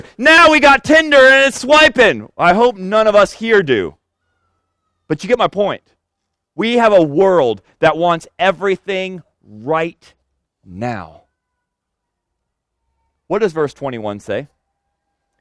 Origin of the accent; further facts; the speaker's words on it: Senegal; now in United States; the land I was born in Senegal